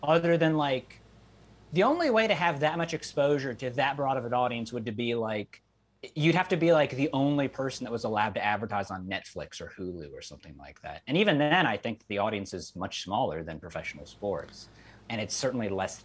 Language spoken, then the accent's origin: English; Cleveland, Ohio, United States; I'm from Cleveland